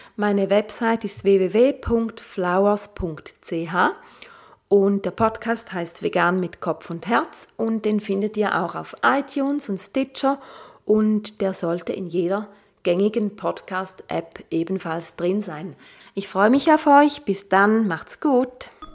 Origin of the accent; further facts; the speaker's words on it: Switzerland; ich komme aus der Schweiz